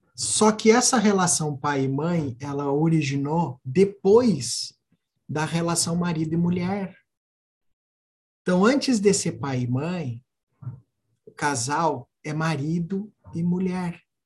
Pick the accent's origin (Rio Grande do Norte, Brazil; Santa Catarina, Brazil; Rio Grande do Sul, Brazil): Rio Grande do Sul, Brazil; Alegrete; moved away; eu sou gaúcho, né? do Alegrete, então sou da fronteira oeste